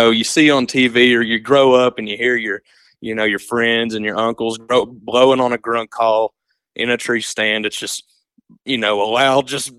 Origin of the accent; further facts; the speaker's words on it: East Tennessee, United States; growing up here in East Tennessee